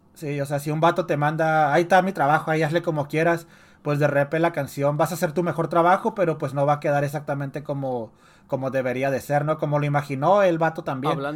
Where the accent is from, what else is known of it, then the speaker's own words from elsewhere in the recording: Ciudad Juárez, Chihuahua, Mexico; soy de Juárez